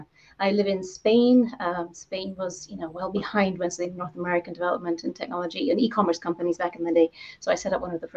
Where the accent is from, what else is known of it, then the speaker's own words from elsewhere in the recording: Zambia; moved away; I grew up in Zambia